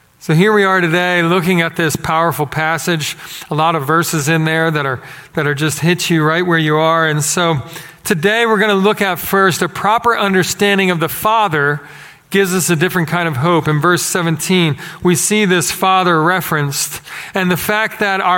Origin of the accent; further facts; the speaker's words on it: Philadelphia, Pennsylvania, United States; moved away as an adult; now in Texas, United States; growing up in Philadelphia. Coming here, same thing. Resident alien. And I've been here for 16 years in this town